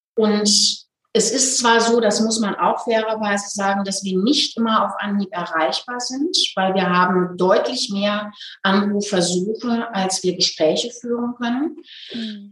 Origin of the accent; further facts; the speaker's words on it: Hagen, North Rhine-Westphalia, Germany; now in Nuremberg, Germany; die Hagener Stelle, aus, also in meiner Heimatstadt.